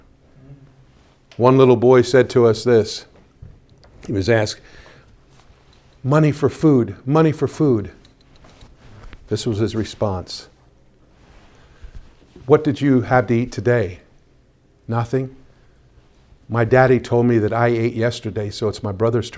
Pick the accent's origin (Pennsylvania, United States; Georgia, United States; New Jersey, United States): Pennsylvania, United States; My home state of Pennsylvania